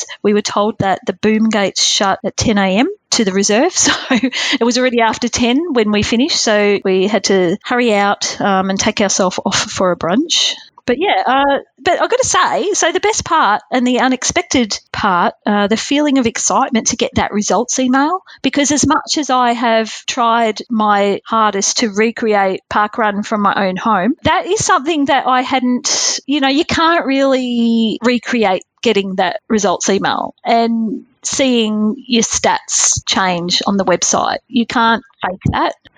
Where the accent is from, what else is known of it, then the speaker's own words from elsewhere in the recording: Melbourne, Victoria, Australia; we're from Melbourne